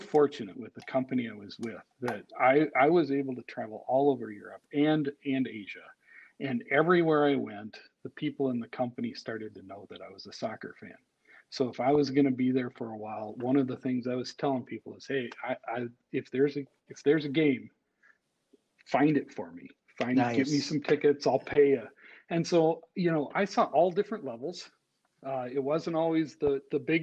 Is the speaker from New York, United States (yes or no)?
no; Nebraska, United States; moved away as an adult; now in Minnesota, United States; I grew up in Nebraska